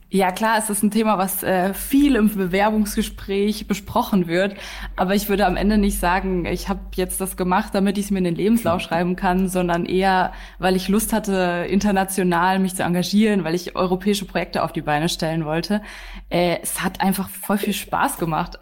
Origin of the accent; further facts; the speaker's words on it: Germany; als Deutsche